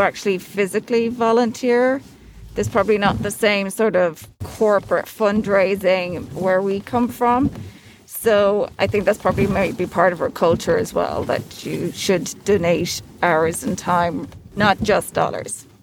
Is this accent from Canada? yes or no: no; Midwest, United States; now in New York, United States; I'm from the Midwest, and when I came to New York